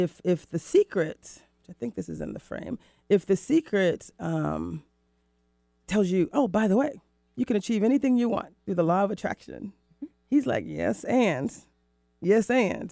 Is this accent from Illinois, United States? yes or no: no; Florida, United States; moved away as an adult; also born or lived in Mexico / Rio de Janeiro, Brazil; now in Seattle, United States; I was born in Florida